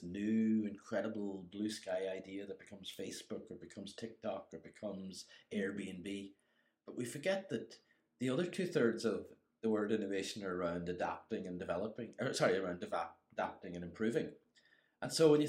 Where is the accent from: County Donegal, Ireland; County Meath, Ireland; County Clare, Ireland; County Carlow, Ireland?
County Donegal, Ireland; Inishowen; moved away; I'm originally from Inishowen, but I've been gone most of my life.